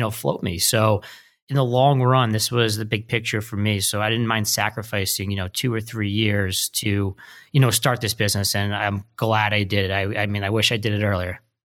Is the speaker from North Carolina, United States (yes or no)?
no; New Jersey, United States; moved away; I'm from New Jersey originally